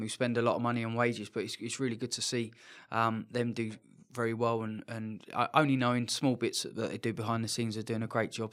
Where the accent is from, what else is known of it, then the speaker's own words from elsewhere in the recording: England, United Kingdom; moved away; being English